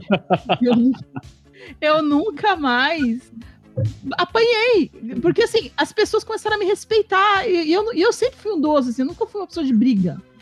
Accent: Poá, São Paulo, Brazil; no meu bairro, lá que eu cresci em Poá

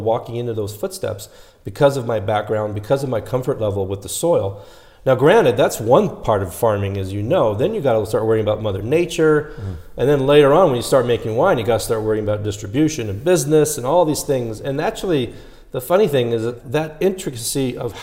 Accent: Los Angeles, California, United States; born and raised in Los Angeles

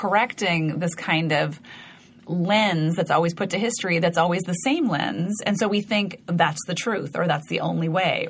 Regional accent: Montana, United States; moved away; About growing up in Montana and skiing.

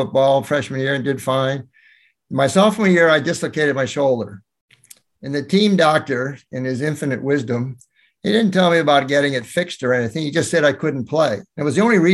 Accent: Williamsburg, Massachusetts, United States; moved away; also born or lived in Burlington, Vermont / Virginia / New York; I really grew up in Massachusetts, in outside of Northampton, on a little small town called Williamsburg

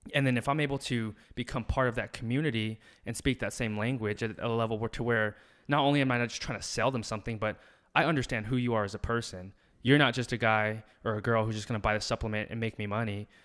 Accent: Alamogordo, New Mexico, United States; moved away as an adult; also born or lived in Albuquerque, New Mexico / Philadelphia; I was born and raised in Alamogordo, New Mexico.

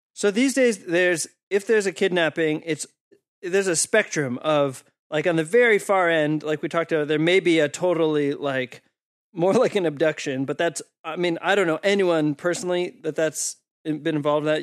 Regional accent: East Coast, United States; I'm from the East Coast in the U S.

